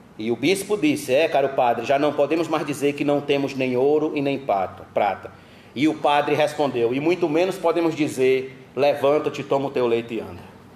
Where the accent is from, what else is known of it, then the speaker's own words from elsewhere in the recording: Brazil; nós brasileiros, nós somos acostumados a receber